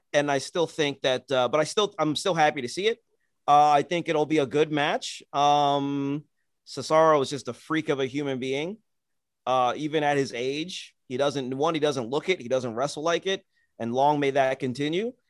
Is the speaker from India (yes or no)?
no; Nigeria; as a Nigerian